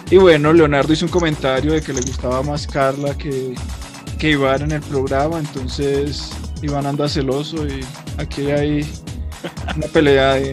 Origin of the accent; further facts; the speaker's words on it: Colombia; digamos que con nosotros como colombianos nos puede emocionar mucho esta película porque es un homenaje a Colombia realmente.